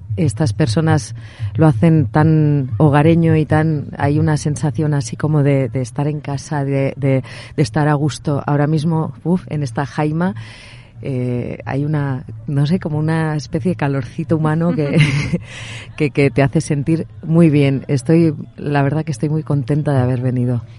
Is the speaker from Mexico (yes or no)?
no; Basque Country, Spain; con mi, con mi país vasco